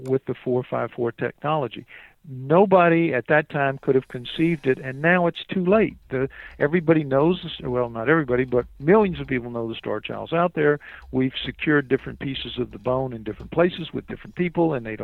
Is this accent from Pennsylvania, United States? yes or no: no; New Orleans, Louisiana, United States; I'm from New Orleans